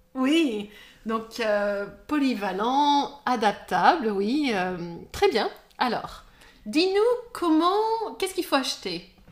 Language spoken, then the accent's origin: French; France; je suis française